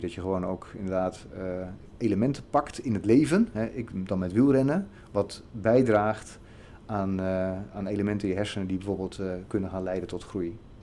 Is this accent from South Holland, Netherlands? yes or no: no; Zeist, Utrecht, Netherlands; Ik ben opgegroeid in de provincie Utrecht